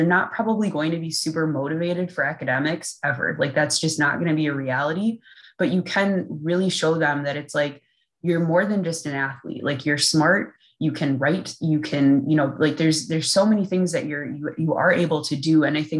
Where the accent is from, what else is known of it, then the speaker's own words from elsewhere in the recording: Midwest, United States; one of the things I think they were looking at was that I'm from the Midwest.